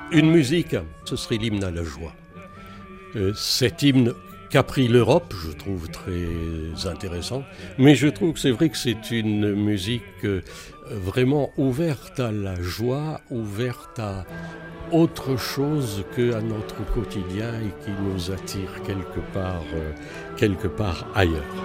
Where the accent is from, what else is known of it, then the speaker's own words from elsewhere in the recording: Valence, Auvergne-Rhône-Alpes, France; also born or lived in Algiers, Algeria; je suis né à Alger et mes parents m'ont fait rentrer en 62 parce que j'étais petit. Et depuis ce temps-là, eh ben, je suis dromois et en particulier donc de Valence